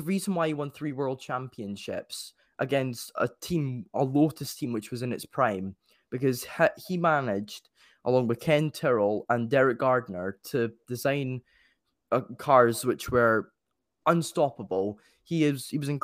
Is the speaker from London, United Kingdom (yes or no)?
no; Scotland, United Kingdom